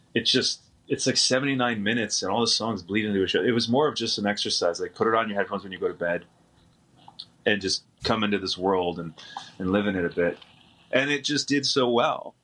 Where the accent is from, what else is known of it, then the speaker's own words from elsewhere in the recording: Windsor, Ontario, Canada; my hometown